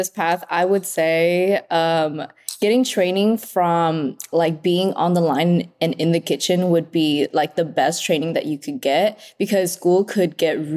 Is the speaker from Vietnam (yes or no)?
yes; Vietnam; born or raised there; moved away